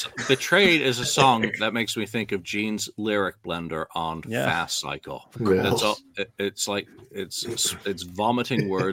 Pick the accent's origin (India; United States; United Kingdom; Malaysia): United Kingdom; as a Brit